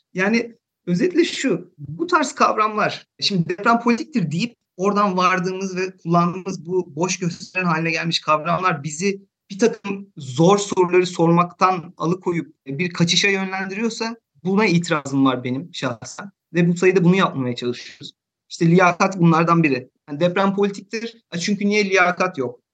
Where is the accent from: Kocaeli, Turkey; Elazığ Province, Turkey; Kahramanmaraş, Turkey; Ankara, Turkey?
Kocaeli, Turkey; İzmit; moved away as an adult; now in Hamburg, Germany; ben de İzmitliyim